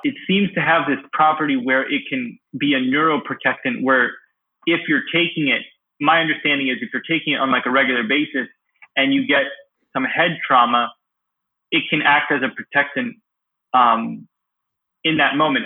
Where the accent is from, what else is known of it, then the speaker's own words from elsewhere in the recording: Pennsylvania, United States; also born or lived in Kyiv, Ukraine; Pennsylvania, my home state